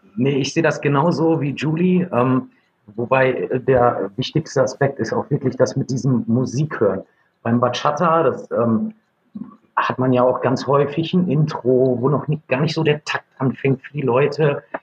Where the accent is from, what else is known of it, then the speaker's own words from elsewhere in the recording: Gütersloh, North Rhine-Westphalia, Germany; Ich komme aus Gütersloh und habe vor zwölf Jahren eine Tanzschule gegründet